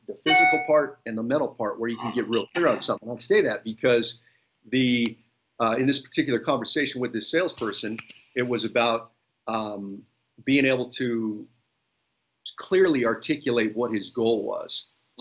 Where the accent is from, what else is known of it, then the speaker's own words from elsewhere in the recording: Bay Area, Northern California, United States; I am born and raised in the Bay Area in Northern California